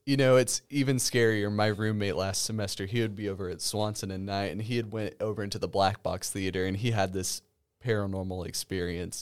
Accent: Rabun County, Georgia, United States; I went to Rabin County

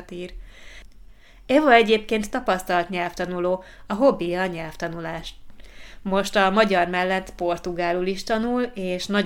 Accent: Southwest Slovakia, Slovakia; Hungarian is a second language; Egy délnyugat-szlovákiai kisfaluból származom, ahol sok magyar anyanyelvű ember él.

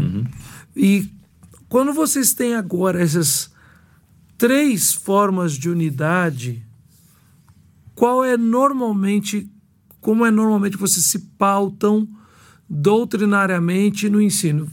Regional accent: Belo Horizonte, Minas Gerais, Brazil; Eu sou de Belo Horizonte, né, mineiro

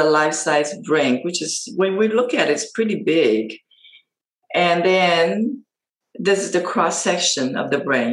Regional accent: Taiwan; moved away as an adult; I was born and raised in Asia, in Taiwan.

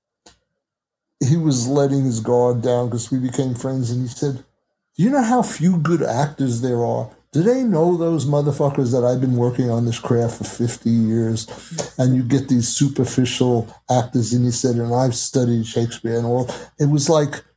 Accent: New York, United States; I was from New York

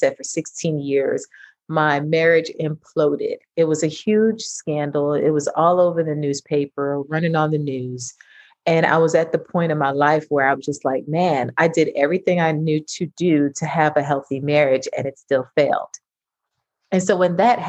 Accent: New York City, New York, United States; I'm originally from Brooklyn, New York. I'm a major New Yorker

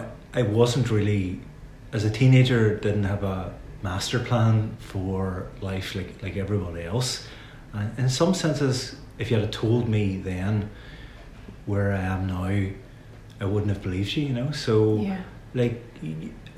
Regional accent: Derry, Northern Ireland, United Kingdom; moved away; I'm from Derry

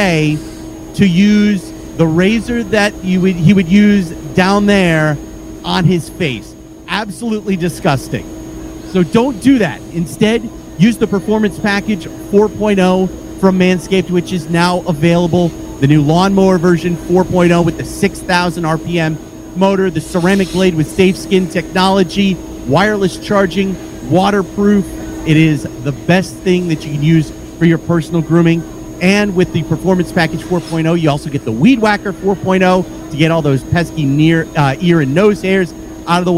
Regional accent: Rhode Island, United States; as a kid growing up in Rhode Island

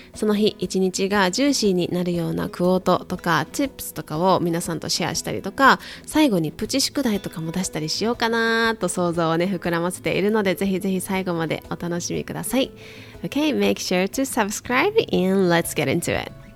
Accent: Kyoto, Japan; moved away as an adult; also born or lived in United States; now in Hawaii, United States; 私はね京都の育ちなので海にあんまり行ったことがなくてあとはアメリカでも内陸の方が多かった

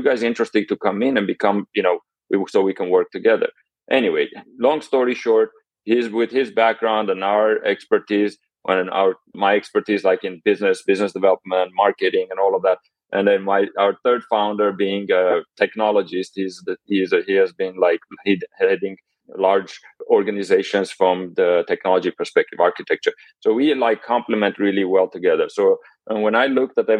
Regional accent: Armenia; now in United States; I'm Armenian, displaced here in the United States. So I actually was born in Armenia, and here I am in the United States, been here for about 30 years

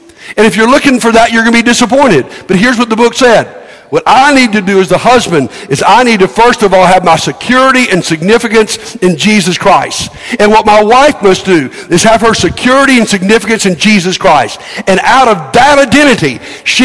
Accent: United States

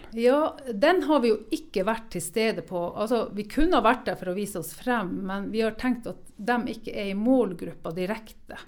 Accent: Norway; Vi har jo virkelig vunnet i Lotto når vi er født i Norge

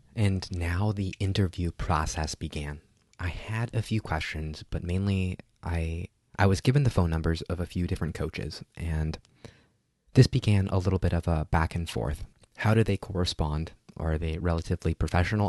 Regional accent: Burbank, California, United States; my hometown of Burbank.

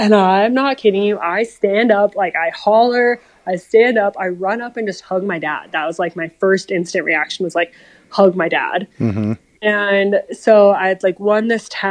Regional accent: Colorado, United States; growing up in Colorado

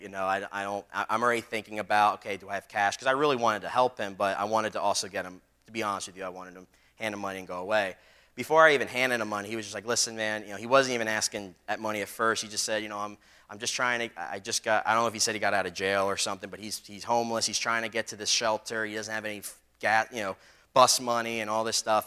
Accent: Philadelphia, Pennsylvania, United States; growing up in Philly on the street, there were some people that would bully me and stuff

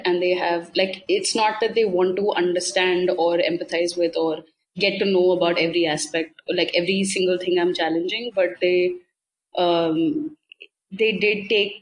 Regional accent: Delhi, India; I'm from Delhi

